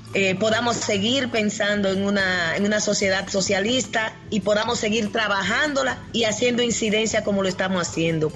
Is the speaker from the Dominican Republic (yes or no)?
yes; Dominican Republic; somos de República Dominicana.